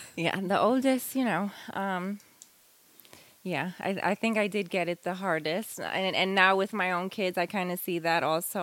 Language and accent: English; Long Island, New York, United States; moved away as an adult; also born or lived in Hawaii / Florida; now in North Carolina, United States; I was born and raised in New York and okay. Long Island also, and I lived there all the way up until I was uh, nineteen